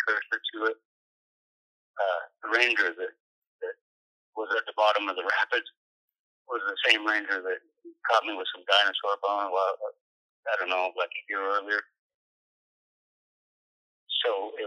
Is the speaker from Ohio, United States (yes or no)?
no; Moab, Utah, United States; now in Oklahoma City, United States; I was born and raised in Moab, Utah